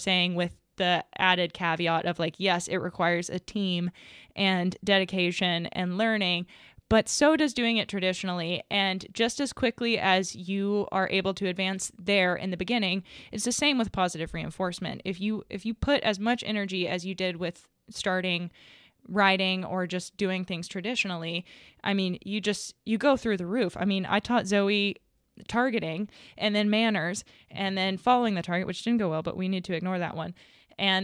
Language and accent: English; the South, United States; I was raised in the South